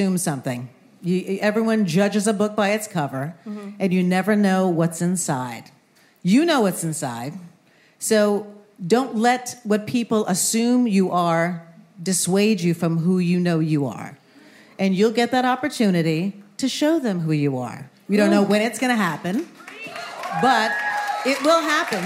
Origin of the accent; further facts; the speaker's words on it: Westchester, New York, United States; I grew up in Westchester